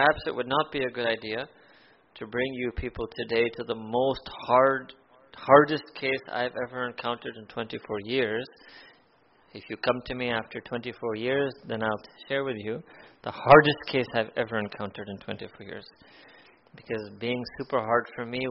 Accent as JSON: {"language": "English", "country": "United States", "tie": "born or raised there", "said": "I grew up in America"}